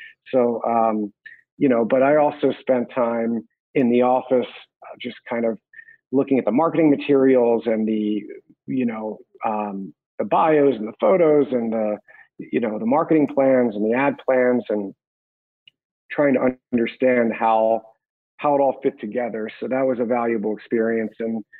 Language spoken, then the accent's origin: English; Hatboro, Pennsylvania, United States; I grew up outside of Philadelphia, Pennsylvania, in a small town called Hatboro. And there wasn't much of a music industry or music scene there.